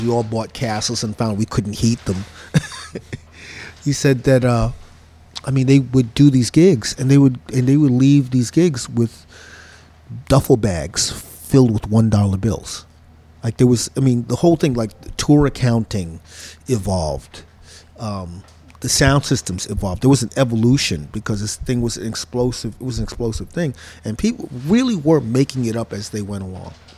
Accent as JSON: {"language": "English", "town": "New York City", "region": "New York", "country": "United States", "tie": "born or raised there", "said": "I grew up in Crown Heights"}